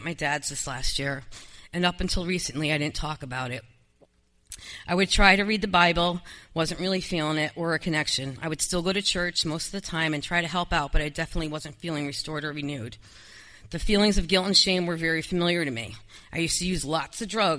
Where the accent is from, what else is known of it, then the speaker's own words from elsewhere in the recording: Danbury, United States; we moved to my hometown, Danbury, the house I grew up in.